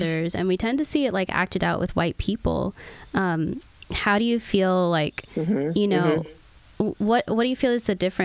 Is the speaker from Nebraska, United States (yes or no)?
no; Oklahoma, United States; moved away; I'm from Oklahoma